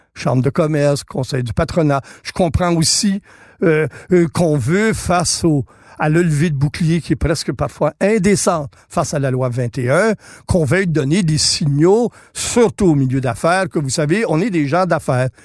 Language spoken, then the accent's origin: French; Mattawa, Ontario, Canada; now in Quebec, Canada; je suis franco-ontarien